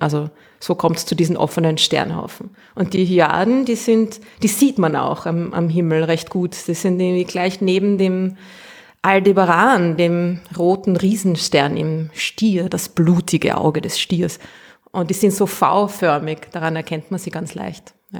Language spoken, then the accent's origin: German; Austria; accent: Austrian; ich ich rede zu Österreichisch